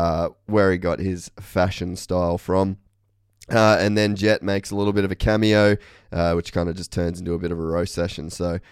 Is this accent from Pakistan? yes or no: no; Australia; It's especially fun as Australian